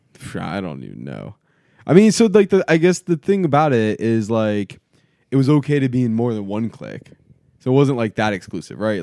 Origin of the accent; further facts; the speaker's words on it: South Florida, United States; growing up in South Florida